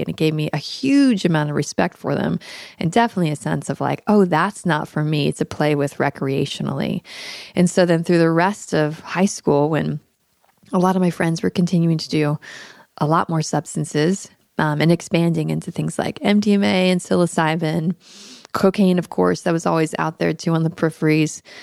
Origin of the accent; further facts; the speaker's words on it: Daytona Beach, Florida, United States; also born or lived in Tampa, Florida; I'm actually Florida born and raised. I was born in Tampa and grew up in Daytona Beach in the eighties and nineties